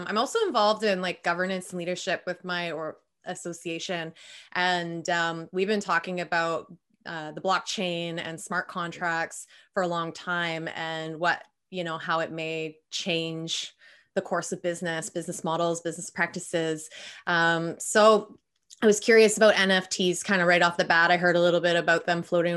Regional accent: Vancouver, British Columbia, Canada; I'm from Vancouver, Canada, 36.

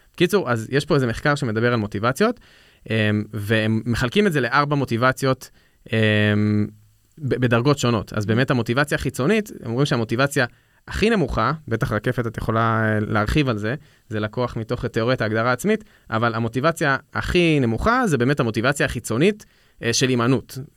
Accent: Israel

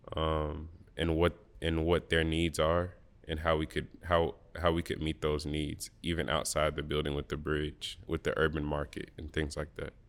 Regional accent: Birmingham, Alabama, United States; I grew up in Birmingham, Alabama

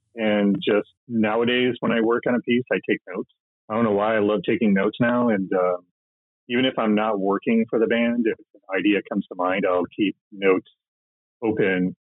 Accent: Midwest, United States; also born or lived in Minneapolis / Los Angeles; now in Columbus, Ohio, United States; I, I grew up in the Midwest

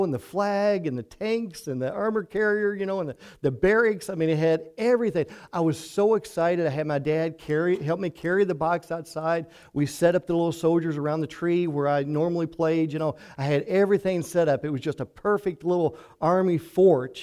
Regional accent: Hartford, Kentucky, United States; I grew up in Hartford, over in Ojai County

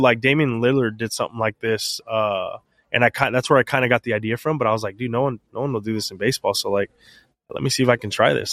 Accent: San Antonio, Texas, United States; my hometown X F L football team

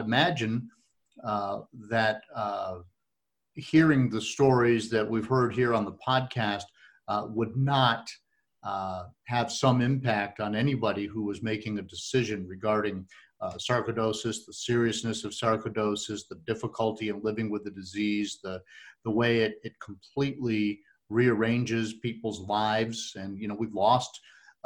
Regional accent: Northeast, United States; moved away; also born or lived in New York / Vermont / Massachusetts; I grew up skiing in the Northeast and New York and Vermont and Massachusetts, and just loved it up there

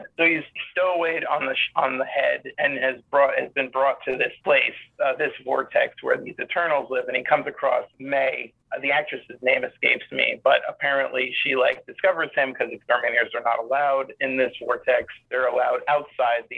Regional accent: New York City, New York, United States; I used to make giant head movies in my backyard growing up in Staten Island

